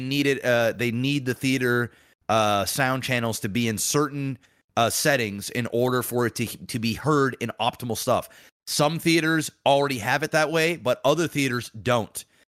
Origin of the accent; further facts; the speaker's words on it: Canada; I'm Canadian.